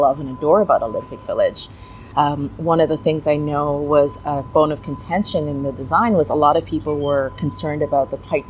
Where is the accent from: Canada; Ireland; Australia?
Canada; we are Canadian after all.